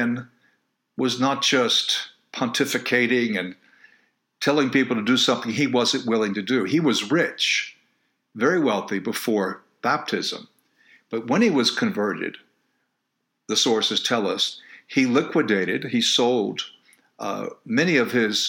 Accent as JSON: {"language": "English", "country": "United States", "said": "my fellow Americans, as I'm an American citizen"}